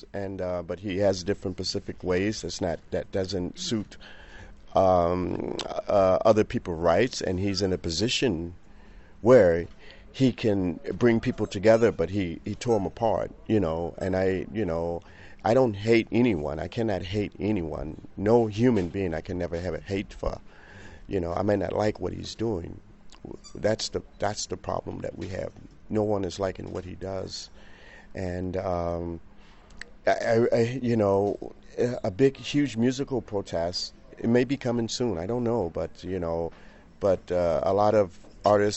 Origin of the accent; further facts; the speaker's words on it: Chicago, Illinois, United States; now in Paris, France; I've came from there, you know. I was born into it